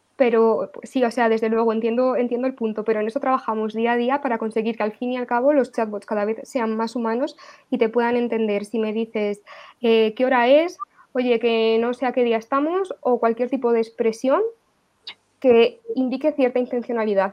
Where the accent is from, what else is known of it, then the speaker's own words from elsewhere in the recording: Spain; la identidad que tenemos nosotros en España como españoles